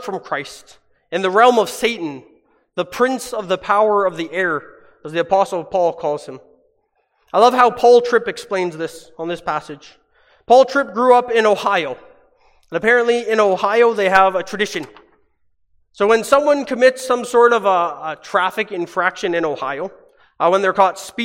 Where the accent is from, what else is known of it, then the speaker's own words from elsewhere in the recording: Hamilton, Ontario, Canada; moved away; my hometown back in Hamilton in Ontario